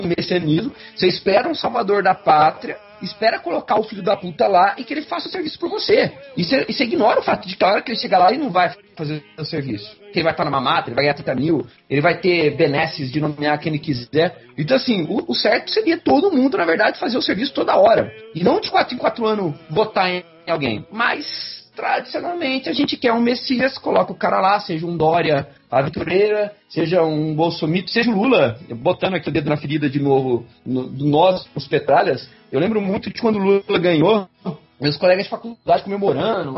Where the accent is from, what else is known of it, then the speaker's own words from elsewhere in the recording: Brazil; nós, enquanto brasileiros